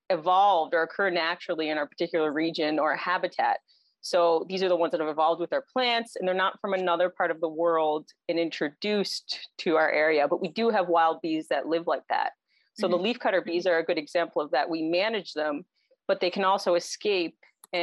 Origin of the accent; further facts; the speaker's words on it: Cape Breton, Nova Scotia, Canada; moved away as an adult; also born or lived in Halifax; now in Alberta, Canada; I'm originally from Cape Breton. I think all of us end up in Alberta at some point or other from out east.